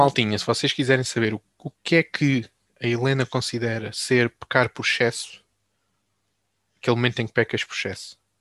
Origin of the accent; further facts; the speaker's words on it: Alcácer do Sal, Alentejo, Portugal; accent: Alentejo; Eu sou do Alentejo, sou Alentejo. Quer dizer, eu sou de Alcácer do Sal.